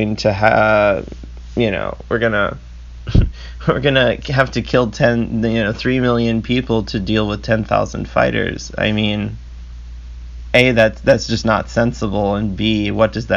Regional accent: United States; despite me being an American

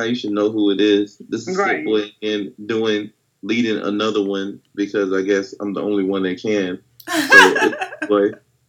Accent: Mississippi, United States; I am from Mississippi. I'm very proud of being from Mississippi.

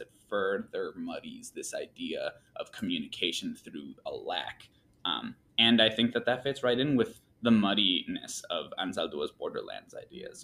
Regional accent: Michigan, United States; moved away as an adult; also born or lived in Mexico; now in Texas, United States; I moved from Michigan, which is where I spent pretty much my whole life

